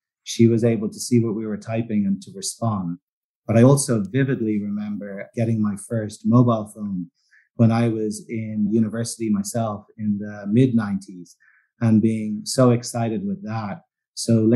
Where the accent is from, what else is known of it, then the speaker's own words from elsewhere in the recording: Dublin, Leinster, Ireland; moved away; I grew up in Dublin in Ireland